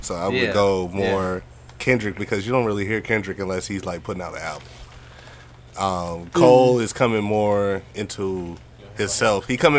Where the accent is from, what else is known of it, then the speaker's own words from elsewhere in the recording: Jamaica; I'm Jamaican.